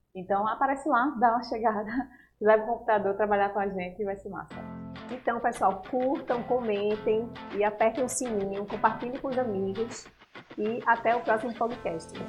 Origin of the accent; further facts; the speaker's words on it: Natal, Rio Grande do Norte, Brazil; moved away; lá em Natal, que eu sou de lá, sou potiguar